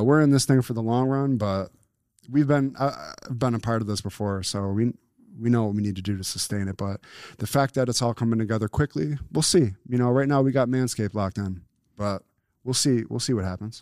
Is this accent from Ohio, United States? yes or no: no; Buffalo, New York, United States; we're from Buffalo